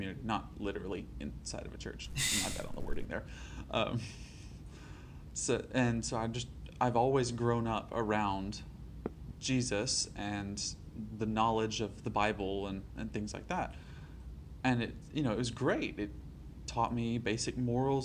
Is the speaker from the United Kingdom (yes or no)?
no; Alabama, United States; I grew up in Alabama all my life